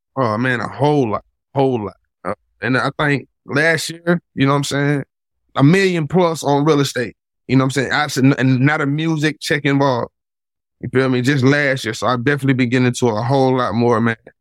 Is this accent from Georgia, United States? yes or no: yes; Atlanta, Georgia, United States; I'm from Atlanta.